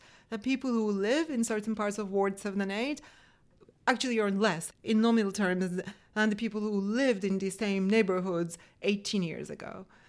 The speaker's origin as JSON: {"language": "English", "country": "Turkey", "moved": "yes", "lives_now": "Washington, United States", "said": "I came from Turkey to fill them."}